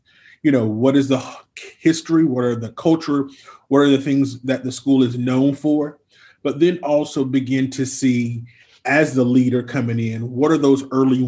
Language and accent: English; Eastern North Carolina, United States; I'm from Eastern North Carolina